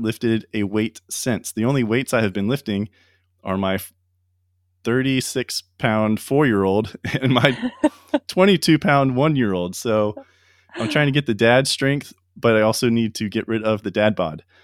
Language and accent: English; Ocala, Florida, United States; my hometown in Florida, in Ocala